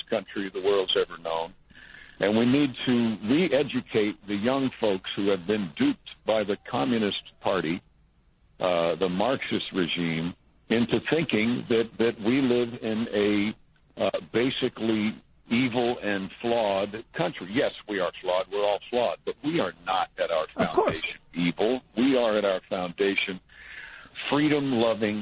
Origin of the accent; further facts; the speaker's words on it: Mount Kisco, New York, United States; I'm from Mount Kisco